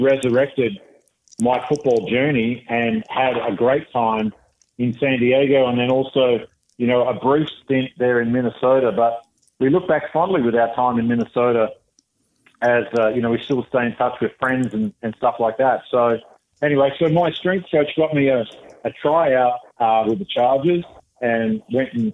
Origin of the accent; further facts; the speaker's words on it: Western Australia, Australia; moved away; I played junior football in Western Australia